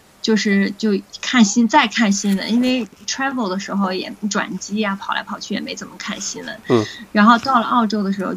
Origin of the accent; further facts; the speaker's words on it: Beijing, China; now in Gold Coast, Australia; 因为我是北京的嘛，